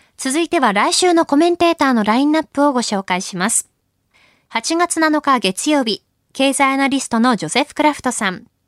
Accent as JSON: {"language": "Japanese", "region": "Akita", "country": "Japan", "tie": "born or raised there", "moved": "yes", "said": "私のふるさと秋田"}